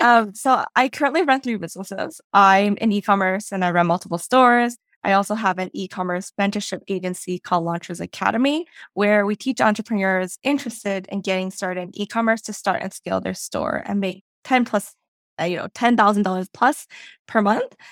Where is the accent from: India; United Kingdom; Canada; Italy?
Canada; Vancouver, British Columbia; moved away as an adult; now in Toronto, Canada; Vancouver is where I originally grew fo-, uh, grew up